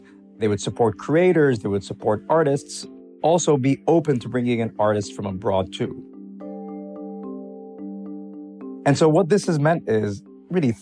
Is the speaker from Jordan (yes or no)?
yes; Jordan; when I was a child growing up in Jordan